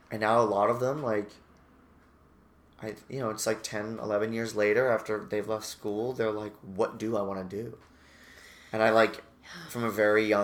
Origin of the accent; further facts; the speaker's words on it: Massachusetts, United States; Massachusetts and I went to University of Massachusetts at Amherst uh, as a theater major for a year